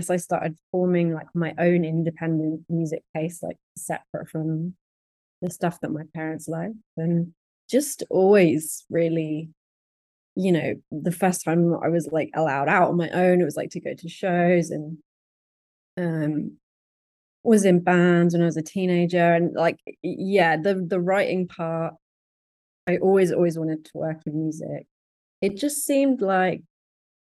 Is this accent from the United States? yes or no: no; London, United Kingdom; I'm from London